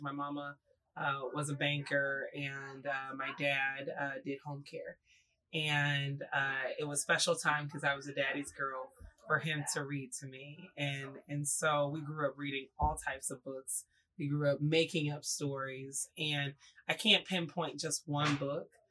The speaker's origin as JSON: {"language": "English", "region": "Oklahoma", "country": "United States", "tie": "born or raised there", "also_born_or_lived": "Jackson, Mississippi", "moved": "as an adult", "said": "I went to high school and middle school in Oklahoma"}